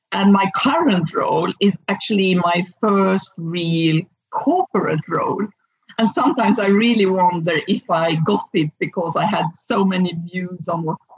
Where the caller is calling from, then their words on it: Hönö, Västra Götaland, Sweden; I'm calling from a small island called Helso in the Gothenburg archipelago